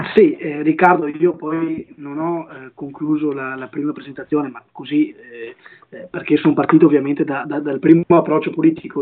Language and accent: Italian; Monteviale, Veneto, Italy; nel mio paese di origine, nel mio comune di origine, ovvero Monteviale, un comune della città